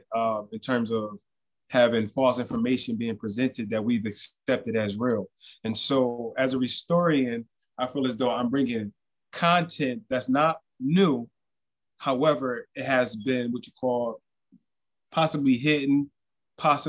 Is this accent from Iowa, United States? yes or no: no; New Jersey, United States; I would say that I'm from New Jersey, except for that would be a misnomer